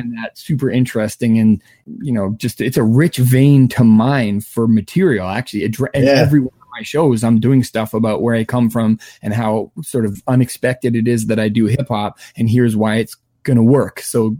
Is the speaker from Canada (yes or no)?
yes; Vancouver, British Columbia, Canada; where I grew up in Vancouver